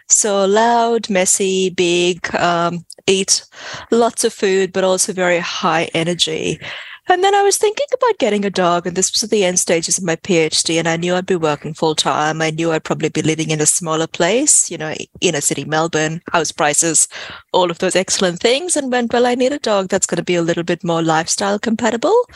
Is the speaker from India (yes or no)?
yes; India; moved away as an adult; also born or lived in West Africa; now in Australia; So I grew up in West Africa. Well, I was born in, in India, um, lived there for about a year and a half, then moved to West Africa at about the age of one and a half, lived there until I was about 10 and then moved back to India for the next 10 years.